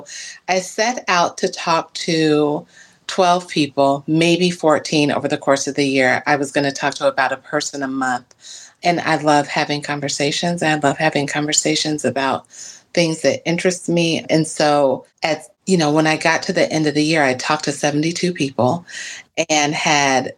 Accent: Cincinnati, Ohio, United States; moved away as an adult; also born or lived in Mississippi; now in Milwaukee, United States; I'm not from Milwaukee. I grew up in Ohio and Mississippi, and I came to Milwaukee in 1998

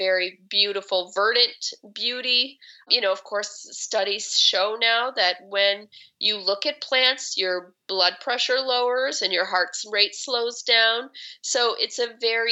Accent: Chicago, Illinois, United States; moved away as an adult; now in Seattle, United States; I grew up in Chicago and, you know, in the city.

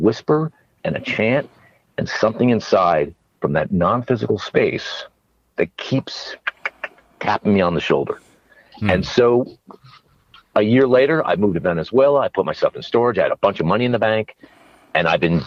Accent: New Jersey, United States; moved away as an adult; also born or lived in Connecticut; now in Texas, United States; I'm from New Jersey

